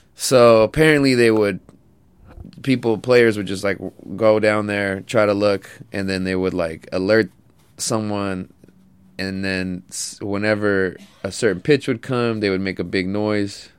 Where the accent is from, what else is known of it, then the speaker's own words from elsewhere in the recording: California, United States; I'm from California